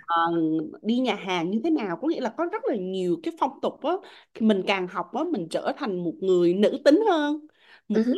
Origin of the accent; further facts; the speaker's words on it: Vietnam; em là người Việt Nam